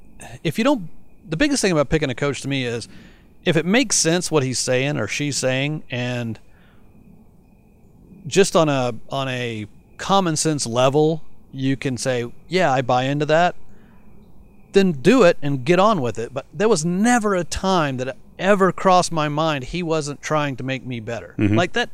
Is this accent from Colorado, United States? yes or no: yes; Colorado, United States; also born or lived in Arizona; even though I lived in Arizona, I came from Colorado